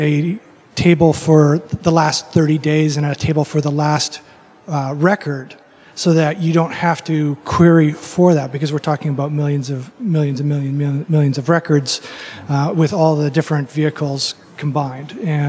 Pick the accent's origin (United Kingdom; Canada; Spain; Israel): Canada; British Columbia; I'm from British Columbia.